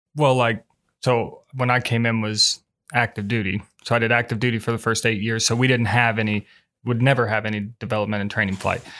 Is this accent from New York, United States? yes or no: no; Muncie, Indiana, United States; I'm, I'm originally from Indiana